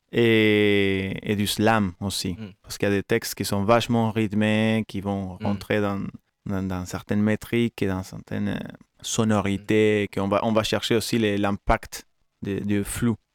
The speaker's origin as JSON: {"language": "French", "country": "Argentina", "tie": "born or raised there", "moved": "yes", "said": "ma ville natale en Argentine"}